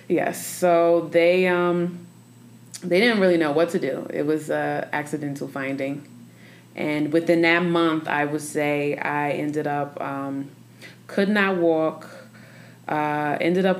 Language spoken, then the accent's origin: English; New York, United States; now in Denver, United States; I'm from New York. So okay. Coming here to Denver, Colorado